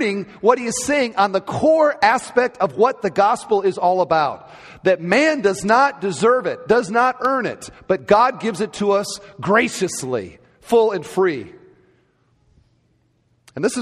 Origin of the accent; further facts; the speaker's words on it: Cedar Falls, Iowa, United States; moved away; I grew up in Cedar Falls, Iowa